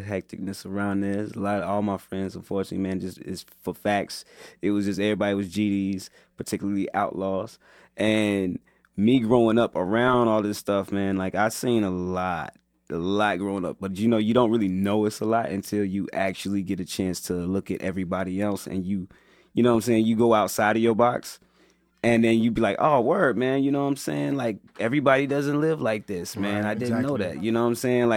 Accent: Chicago, Illinois, United States; I'm from the South Side, man, particularly West Englewood

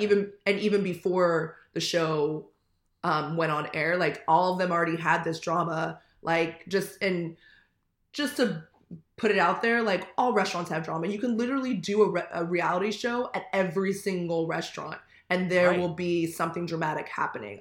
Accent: Manhattan Beach, California, United States; I'm originally from Manhattan Beach

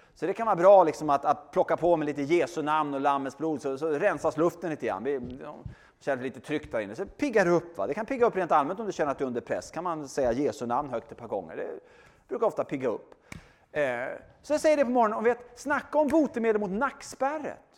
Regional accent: Sweden; bor i Sverige, jag är svensk och är kristen

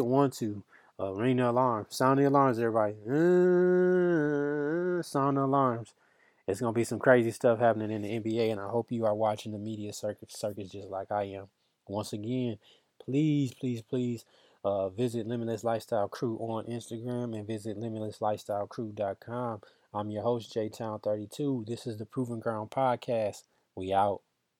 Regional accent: Michigan, United States; I'm from Michigan

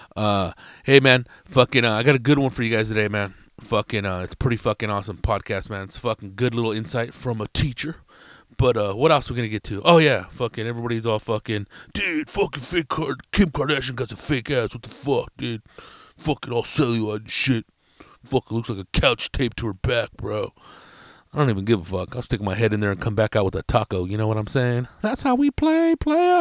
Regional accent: Riverside, California, United States; It's in Riverside, California, downtown. My hometown

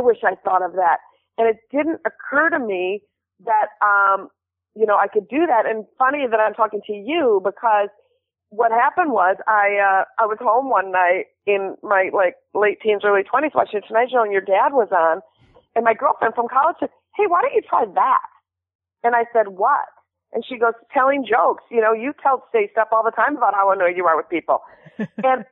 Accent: Minneapolis, Minnesota, United States; I grew up in Minneapolis.

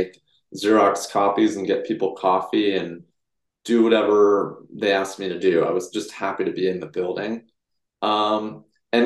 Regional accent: Bay Area, California, United States; I was born and raised in the Bay Area

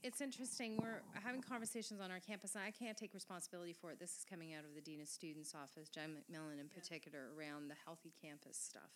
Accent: Quebec, Canada; first language French; English is a second language; moved away; I was raised in Quebec. My mother tongue is French.

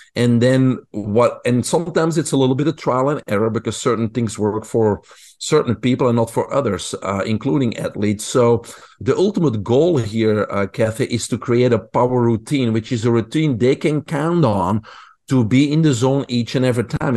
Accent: Belgium; English is a second language; moved away; I grew up in Belgium. People probably can hear my accent.

